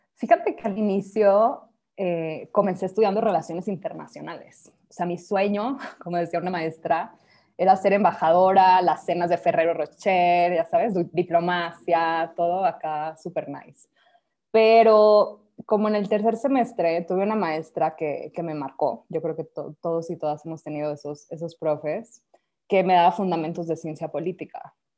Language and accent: Spanish; Mexico